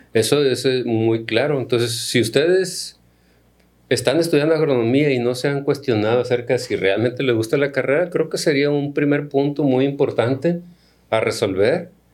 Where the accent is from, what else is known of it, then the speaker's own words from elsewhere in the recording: Culiacán, Sinaloa, Mexico; soy originario de Culiacán, viví eh, mi infancia temprana en el Ejido de las Flores